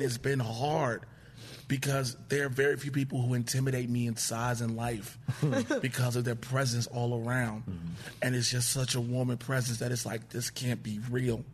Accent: Chicago, Illinois, United States; Born and raised south side of Chicago

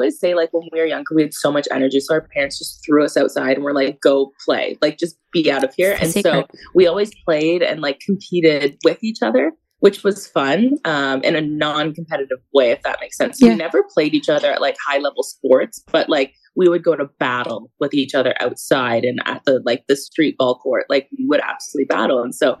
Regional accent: Canada; he wanted me to know how to skate, like, as a Canadian.

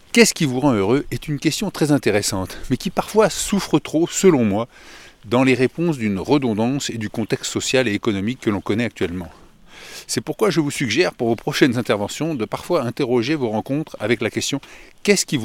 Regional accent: Bourgogne-Franche-Comté, France; moved away as an adult; also born or lived in Paris; je suis originaire du Morvan.

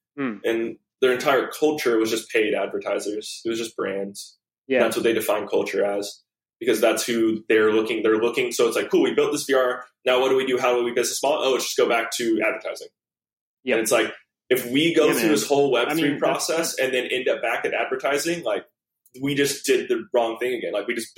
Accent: Hawaii, United States; growing up in Hawaii

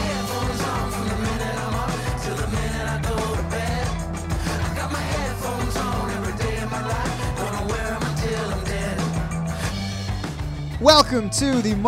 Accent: Hamilton, Ontario, Canada; moved away as an adult; now in Toronto, Canada; We're born and raised in Hamilton

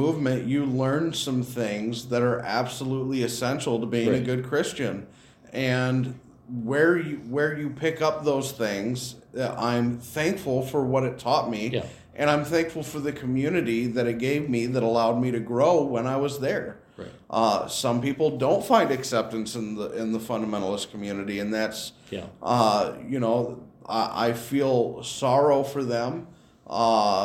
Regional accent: Rockton, Illinois, United States; I grew up in the Rockton, Illinois area.

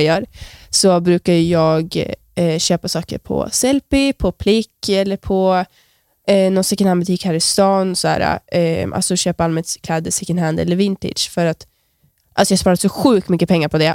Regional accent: Östersund, Jämtland, Sweden; Jag kommer härifrån Östersund

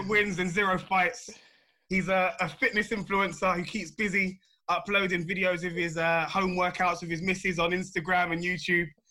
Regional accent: London, United Kingdom; my fellow South Londoners

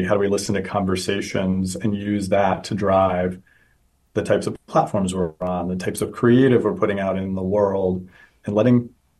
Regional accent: Pennsylvania, United States; moved away as an adult; also born or lived in Los Angeles; now in Washington, D.C., United States; Actually, I'm from Pennsylvania, so good hometown.

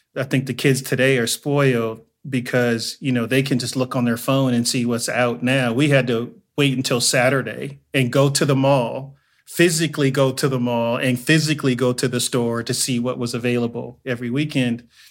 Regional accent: Inglewood, California, United States; also born or lived in Joliet, Illinois; I am originally from Joliet, Illinois. I was born there, but I moved to Inglewood, California when I was three years old. So I was raised in Inglewood, and so I claim Inglewood

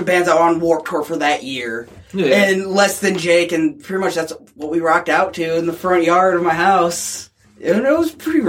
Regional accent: Three Oaks, Michigan, United States; growing up in Three Oaks, of all fucking places, you know, it's a one-light town

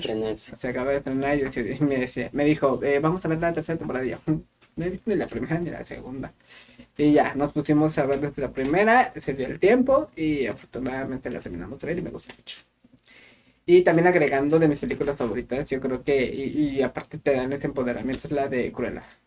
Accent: Querétaro, Mexico; moved away; yo soy de la ciudad de Querétaro

